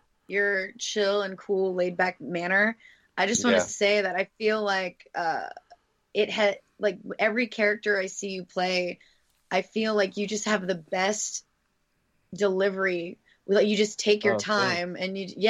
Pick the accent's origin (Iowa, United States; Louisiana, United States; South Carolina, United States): Louisiana, United States; moved away; I grew up on a bayou, so I totally get you. I'm from Louisiana